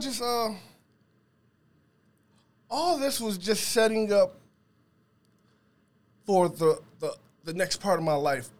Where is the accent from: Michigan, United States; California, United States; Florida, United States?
Michigan, United States; Inkster; when I was growing up in Inkster